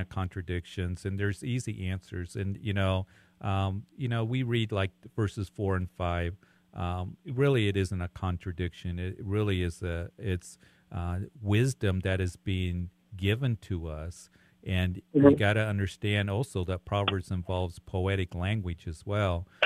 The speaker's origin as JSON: {"language": "English", "town": "Greeley", "region": "Colorado", "country": "United States", "tie": "born or raised there", "said": "my hometown, Greeley, here"}